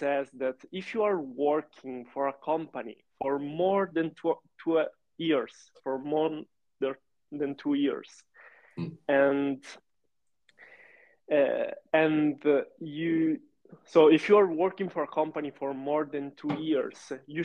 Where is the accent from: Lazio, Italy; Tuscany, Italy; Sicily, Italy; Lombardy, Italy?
Sicily, Italy; English is a second language; moved away as an adult; also born or lived in Milan; I'm from Sicily, actually. But I lived in Milan for 7 years to study.